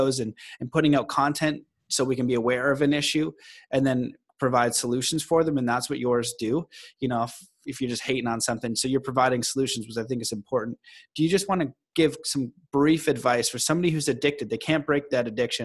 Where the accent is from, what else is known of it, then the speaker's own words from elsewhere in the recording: Canada; I'm Canadian